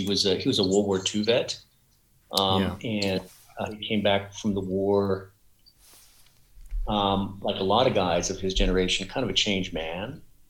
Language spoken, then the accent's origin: English; Barstow, California, United States; moved away; Yeah, I was born in Barstow in Southern California.